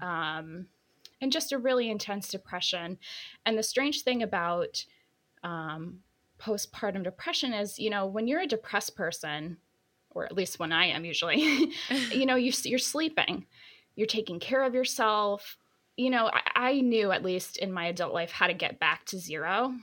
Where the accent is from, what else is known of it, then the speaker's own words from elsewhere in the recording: New York City, New York, United States; I'm a New Yorker